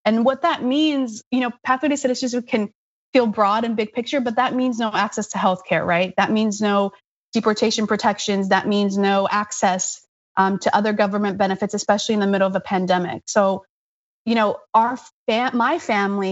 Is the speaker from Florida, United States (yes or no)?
yes; Florida, United States; also born or lived in Brazil; I am from Brazil and I grew up in Florida, undocumented